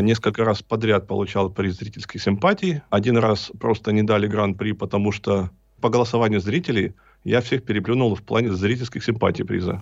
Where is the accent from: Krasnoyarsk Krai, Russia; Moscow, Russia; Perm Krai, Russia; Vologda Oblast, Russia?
Perm Krai, Russia; Berezniki; now in Perm, Russia; Родом я из города Березники, это северный Перми, Пермский край.